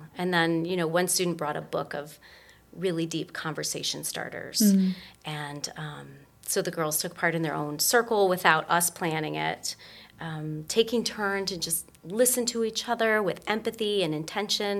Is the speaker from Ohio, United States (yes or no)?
yes; Lorain, Ohio, United States; my hometown, which is Lorain, Ohio